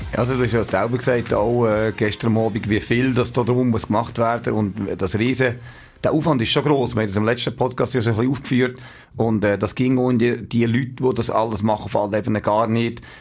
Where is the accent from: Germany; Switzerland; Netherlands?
Switzerland; wir als Schweizer